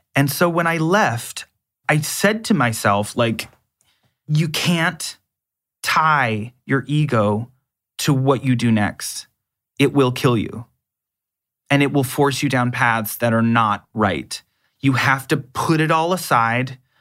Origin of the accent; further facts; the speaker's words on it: Canada; accent: North American; being Canadian